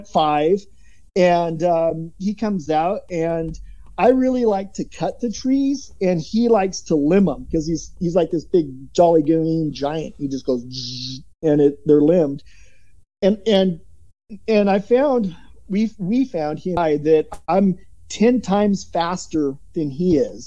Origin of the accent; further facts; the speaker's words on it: Oregon, United States; moved away; also born or lived in Florida; growing up in Oregon